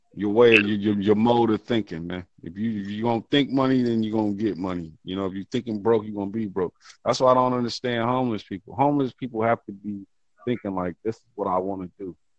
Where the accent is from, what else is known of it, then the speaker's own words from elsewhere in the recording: Ohio, United States; I'm from America, man. Ohio, the states.